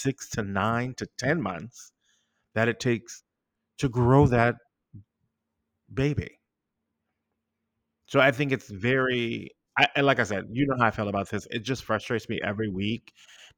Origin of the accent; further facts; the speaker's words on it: United States; as an American